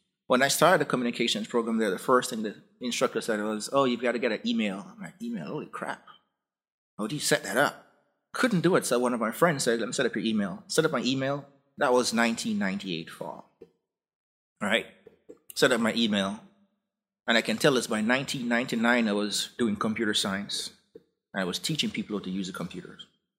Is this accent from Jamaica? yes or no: yes; Jamaica; I grew up in Jamaica.